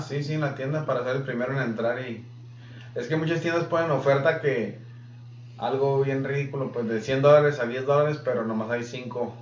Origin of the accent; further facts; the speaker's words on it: Mexico; now in United States; yo que soy mexicano